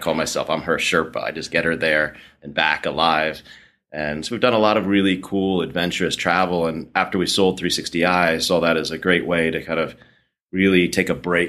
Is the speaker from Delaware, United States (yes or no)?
yes; Wilmington, Delaware, United States; I grew up in Wilmington, Delaware. We didn't really have any mountains.